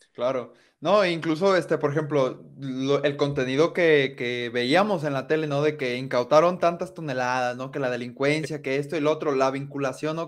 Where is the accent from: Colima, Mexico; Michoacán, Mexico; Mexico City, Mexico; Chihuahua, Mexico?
Colima, Mexico; now in Guadalajara, Mexico; crecí este, eh, ahí en Colima